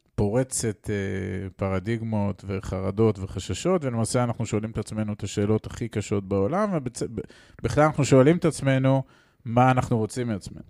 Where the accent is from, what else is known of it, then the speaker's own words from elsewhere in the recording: Israel; אני גדלתי בקיבוץ אה, בשנות ה-70 וה-80 של האלף הקודם